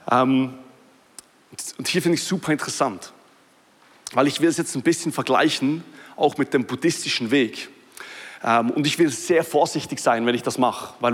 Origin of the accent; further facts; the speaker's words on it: Switzerland; ich weiß, es ist ein bisschen witzig, dass ich das als Schweizer sage und ich muss sagen, dass ich Schweizer bin, weil man hört es kaum mehr.